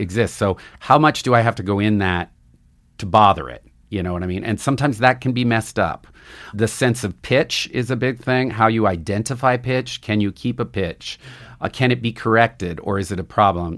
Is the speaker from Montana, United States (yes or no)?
yes; Butte, Montana, United States; I grew up in Butte, Montana